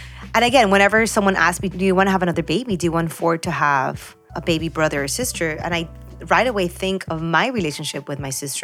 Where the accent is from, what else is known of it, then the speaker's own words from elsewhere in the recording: Peru; now in Miami, United States; I was born in Peru.